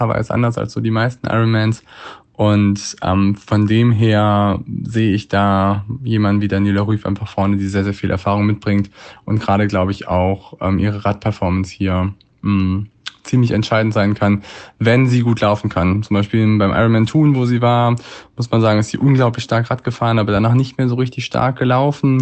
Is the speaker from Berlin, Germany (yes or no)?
no; Hamburg, Germany; in meiner Heimatstadt in Hamburg